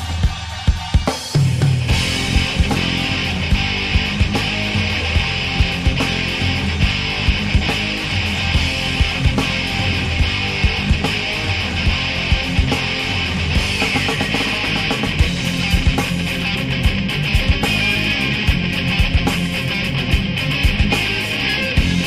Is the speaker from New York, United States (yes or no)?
yes; New York City, New York, United States; as a New Yorker